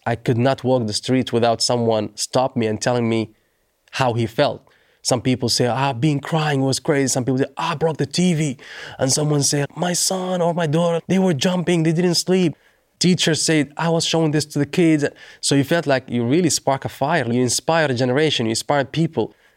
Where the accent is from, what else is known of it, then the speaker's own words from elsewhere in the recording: Doha, Qatar; in front of my hometown.